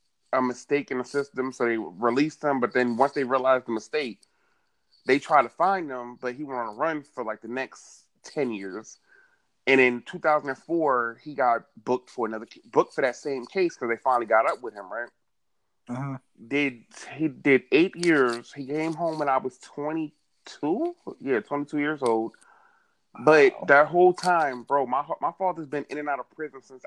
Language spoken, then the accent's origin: English; Boston, Massachusetts, United States; I'm originally from Boston, Massachusetts, right? I was born February 26, 1990